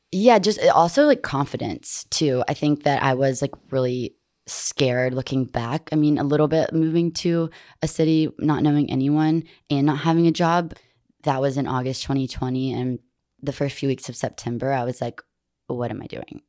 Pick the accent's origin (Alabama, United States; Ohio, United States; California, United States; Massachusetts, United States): Alabama, United States; Montgomery; I was born and raised in Montgomery